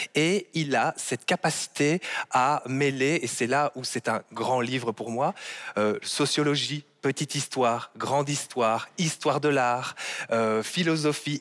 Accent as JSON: {"language": "French", "country": "Belgium", "said": "en tant que Belge, en tant que Belge francophone"}